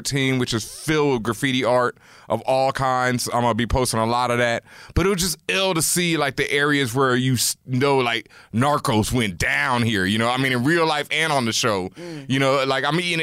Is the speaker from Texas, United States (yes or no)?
yes; Houston, Texas, United States; moved away; I am from Houston.